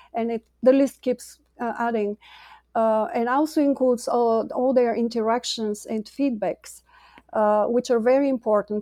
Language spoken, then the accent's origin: English; Bulgaria; moved away as an adult; now in United States; I'm an immigrant from Bulgaria, came to the U S in two thousand